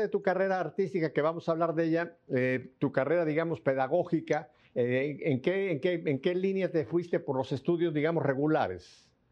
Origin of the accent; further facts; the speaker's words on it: Mexico; also born or lived in South Florida; now in Miami, United States; yo nací en México y a mí me tocó una infancia muy parecida a la que tú dices